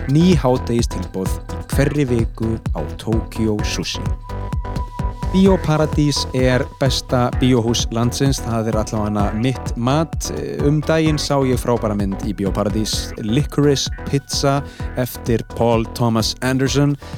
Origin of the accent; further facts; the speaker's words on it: Iceland; við erum Íslandingar